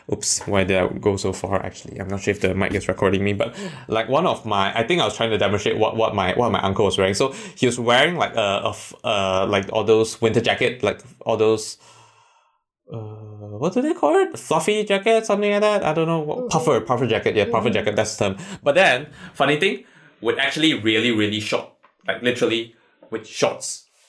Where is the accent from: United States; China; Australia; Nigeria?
China; English is a second language; one of the time when I went back to my hometown, it was like winter time.